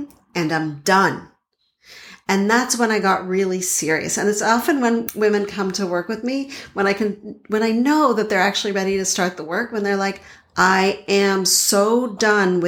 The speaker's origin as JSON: {"language": "English", "town": "Montreal", "region": "Quebec", "country": "Canada", "tie": "born or raised there", "moved": "yes", "lives_now": "Boston, United States", "said": "I now live in Boston, but I grew up in Montreal"}